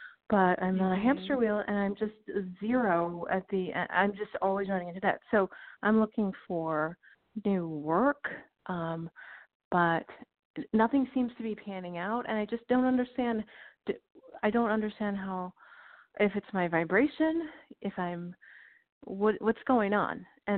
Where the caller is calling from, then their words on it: Illinois, United States; I'm calling from Illinois.